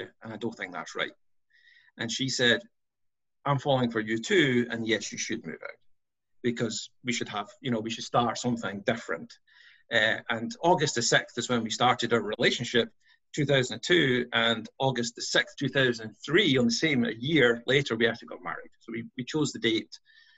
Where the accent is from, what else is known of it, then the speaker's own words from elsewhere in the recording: Scotland, United Kingdom; moved away as an adult; now in United States; born and raised in Scotland